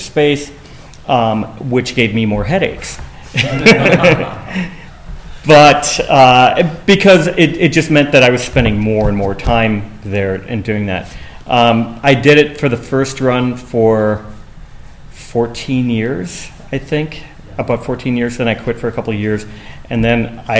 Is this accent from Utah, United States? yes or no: no; Los Angeles, California, United States; I'm from Los Angeles